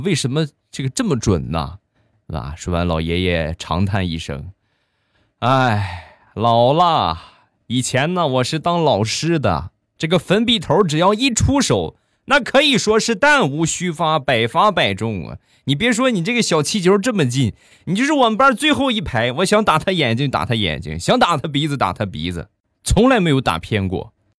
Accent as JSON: {"language": "Chinese", "town": "Rizhao", "region": "Shandong", "country": "China", "tie": "born or raised there", "said": "这个我家乡的特产啊，正宗原产地的好茶"}